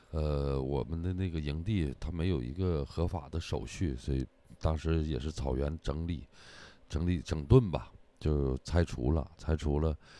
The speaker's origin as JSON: {"language": "Chinese", "town": "Hulunbuir", "region": "Inner Mongolia", "country": "China", "tie": "born or raised there", "said": "我的老家胡伦贝尔"}